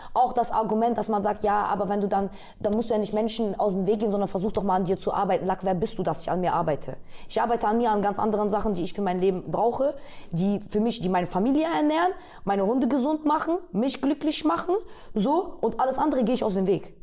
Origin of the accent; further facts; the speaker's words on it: Bremen, Germany; now in Berlin, Germany; ich bin aus Bremen